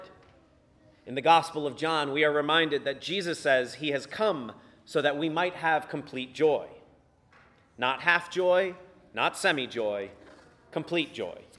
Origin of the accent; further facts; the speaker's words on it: Virginia Beach, Virginia, United States; My priest growing up in Virginia Beach, Father Jim Park